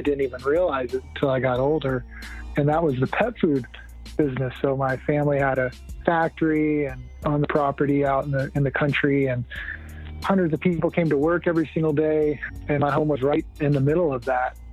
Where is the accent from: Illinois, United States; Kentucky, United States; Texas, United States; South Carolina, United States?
Texas, United States; rural; I grew up in Texas in a um, entrepreneur family business